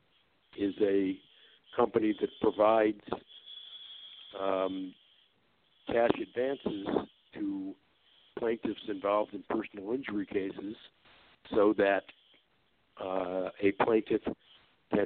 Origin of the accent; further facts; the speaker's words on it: Detroit, Michigan, United States; I was born and raised in the Detroit, Michigan area, where I still live